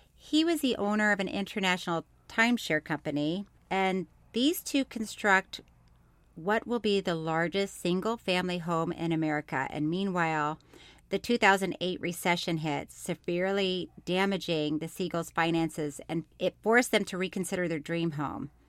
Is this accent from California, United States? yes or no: no; Florida, United States; born or raised there; also born or lived in Orlando, Florida